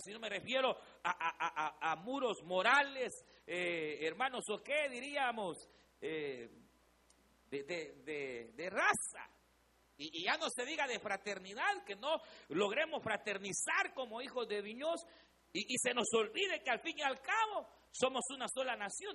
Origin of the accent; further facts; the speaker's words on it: El Salvador; éramos los salvadoreños